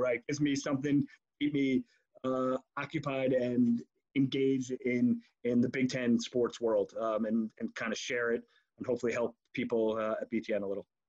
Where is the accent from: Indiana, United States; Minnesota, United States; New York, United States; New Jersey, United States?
New York, United States; I I grew up in New York